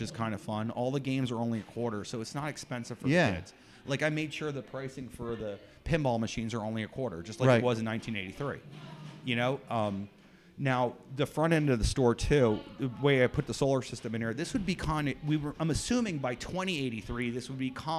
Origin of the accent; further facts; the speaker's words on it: Easton, Pennsylvania, United States; now in Pottsville, United States; I'm from Easton initially, but I've been here for 15 years